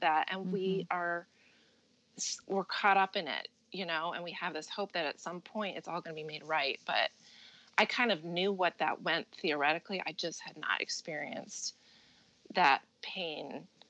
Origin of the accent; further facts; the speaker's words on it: Midwest, United States; moved away as an adult; now in New Jersey, United States; I grew up in the Midwest